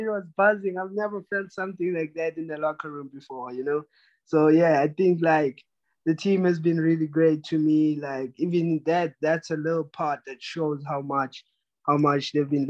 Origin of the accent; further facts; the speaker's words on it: South Africa; So I'm representing everyone from South Africa, and then I'm going to do my best to make sure that we stay on the map and to keep it going, open the path for other future South Africans as well.